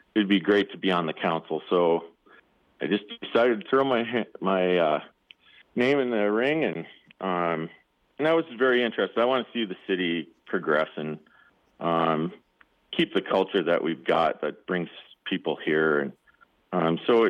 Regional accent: Minnesota, United States; moved away as an adult; now in Sheridan, United States; I grew up on a family farm in Minnesota

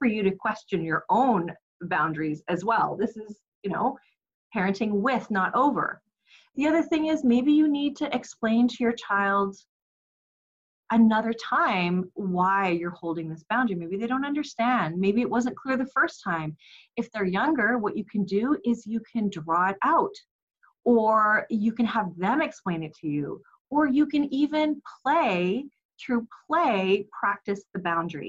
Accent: Canada; we are Canadian. So it is not the igloos that you may be imagining that we live in, but it is cold here in the wintertime

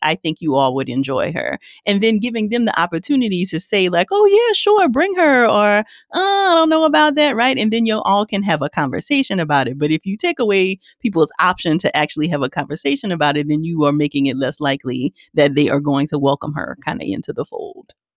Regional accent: Louisiana, United States; I'm from Louisiana

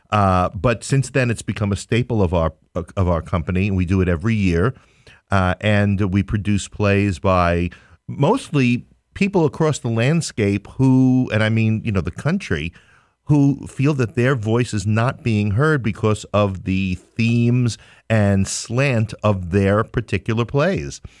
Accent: New York City, New York, United States; I'm from Queens

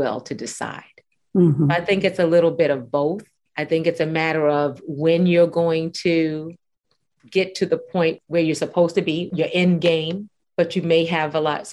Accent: New York City, New York, United States; we grew up in Brooklyn

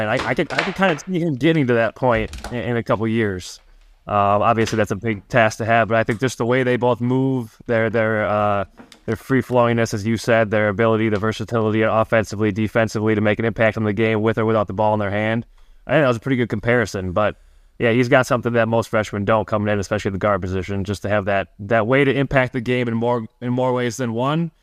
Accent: Milwaukee, Wisconsin, United States; I grew up twenty minutes from Marquette's campus

